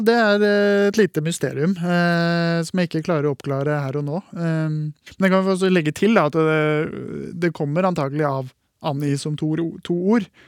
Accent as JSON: {"language": "Norwegian", "town": "Hamar", "region": "Innlandet", "country": "Norway", "tie": "born or raised there", "moved": "yes", "lives_now": "Bergen, Norway", "said": "I barndommen på Hamar så mener jeg at vi sa 'atti'"}